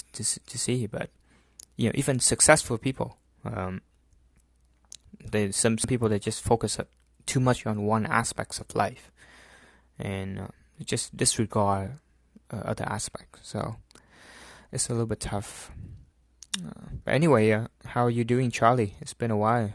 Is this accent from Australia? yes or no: no; Central Vietnam, Vietnam; moved away; it's my hometown, so it's in the a small city in the middle of Vietnam